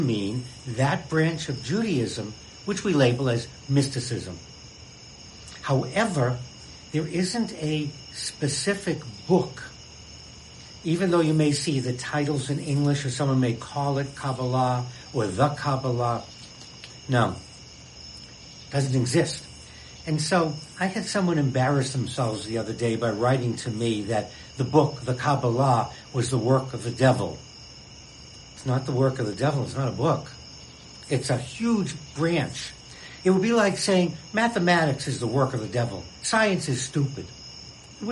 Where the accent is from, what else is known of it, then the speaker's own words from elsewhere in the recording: Boston, Massachusetts, United States; I'm a Bostonian, second generation